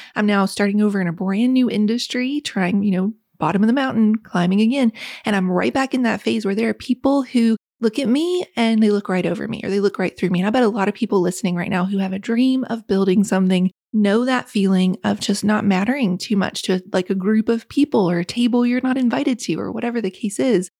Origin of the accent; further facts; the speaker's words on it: West Virginia, United States; When I was a little girl growing up in West Virginia, the single wide trailer